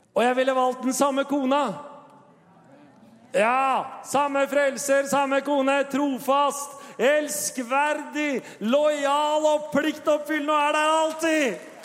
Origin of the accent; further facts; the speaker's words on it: Tønsberg, Vestfold, Norway; Og min kone og jeg, vi kommer jo fra Tønsberg og har jo vår bakgrunn